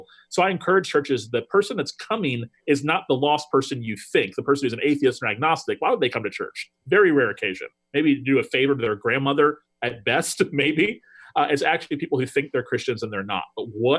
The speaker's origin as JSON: {"language": "English", "region": "the South", "country": "United States", "said": "You know, we're from the South and we drive trucks and wear Columbia shirts"}